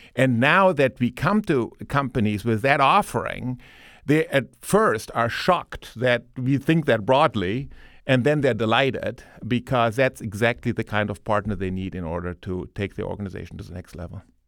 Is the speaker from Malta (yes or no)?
no; Germany; moved away; as you can tell from my Ohio accent, um, I, um, I, uh, grew up in Germany.